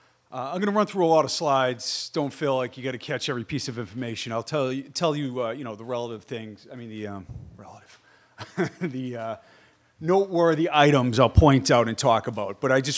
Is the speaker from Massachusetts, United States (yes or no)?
yes; Boston, Massachusetts, United States; also born or lived in Ashfield, Massachusetts; I live in Asheville, Massachusetts. You might guess I grew up in Boston.